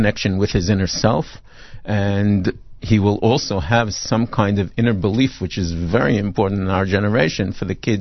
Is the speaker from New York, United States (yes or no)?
yes; New York City, New York, United States; moved away as an adult; also born or lived in Brooklyn / Flatbush; now in Israel; Born in Brooklyn, grew up in Queens mainly